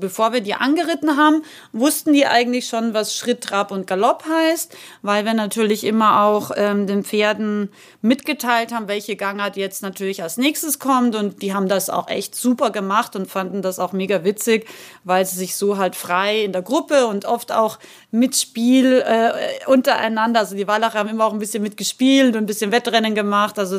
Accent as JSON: {"language": "German", "region": "Salzburg", "country": "Austria", "tie": "born or raised there", "said": "ich bin Österreicherin, das wissen ja die meisten von euch und bin in den wunderschönen Salzburger Bergen aufgewachsen."}